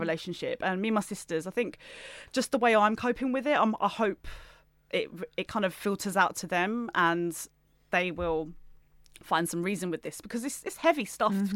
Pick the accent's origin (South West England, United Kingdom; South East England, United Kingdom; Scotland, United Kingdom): South East England, United Kingdom; Gravesend; I'm from Gravesend in Kent